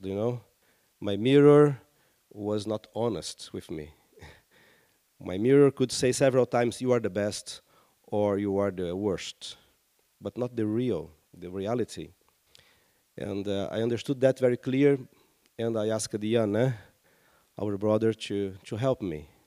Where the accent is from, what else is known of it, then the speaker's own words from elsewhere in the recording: Rio de Janeiro, Brazil; I come from Rio de Janeiro, my, my city